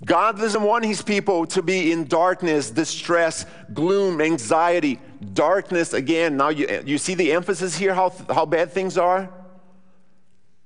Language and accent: English; Rio Grande do Sul, Brazil; now in Brownsburg, United States; I grew up in southern Brazil.